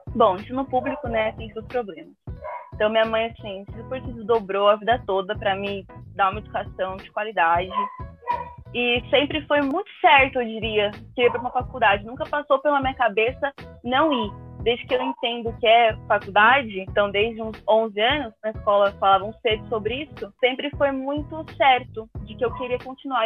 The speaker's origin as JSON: {"language": "Portuguese", "region": "São Paulo", "country": "Brazil", "said": "Eu sou de São Paulo, entrei na KBC em 2018"}